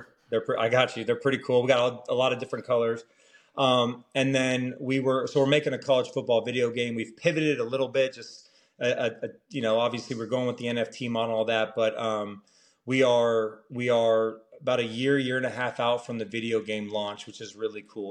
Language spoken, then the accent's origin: English; Orange County, California, United States; I'm from Orange County